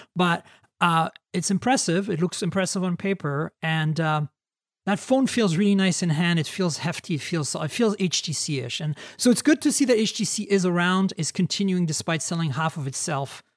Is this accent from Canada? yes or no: yes; Canada; moved away as an adult; now in United States; I'm a Canadian, so I s, I have a hard time with Zs. I forget that there's Zs in the U S, even though I've lived in the U S twenty years